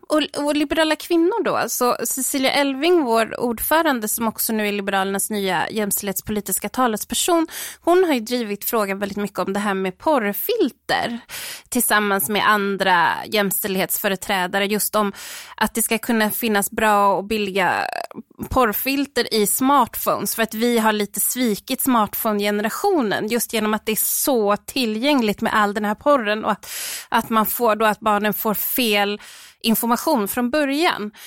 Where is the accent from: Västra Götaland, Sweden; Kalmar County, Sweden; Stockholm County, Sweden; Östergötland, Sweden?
Stockholm County, Sweden; Stockholm; now in Jönköping, Sweden; jag kommer från Stockholm från början, men jag har bott här i, i 17 år